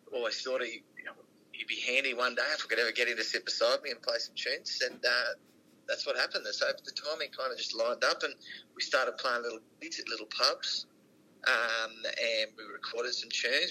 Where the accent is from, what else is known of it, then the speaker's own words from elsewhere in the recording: Rockhampton, Queensland, Australia; moved away as an adult; also born or lived in Brisbane; Well, we're from Rocky, yeah. Um, you know, a country town in central Queensland